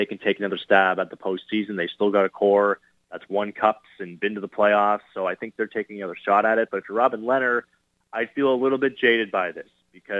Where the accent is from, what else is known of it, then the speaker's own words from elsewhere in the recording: Ottawa, Ontario, Canada; Growing up in Ottawa